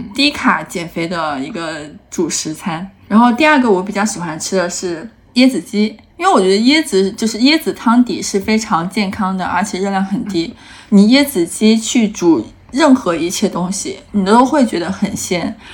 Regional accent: Hunan, China; 我作为一个湖南人

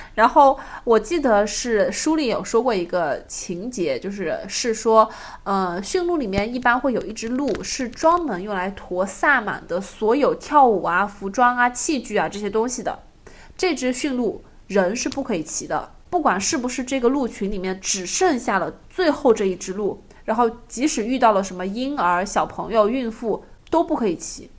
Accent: southern China, China; moved away; 咱们都是南方人

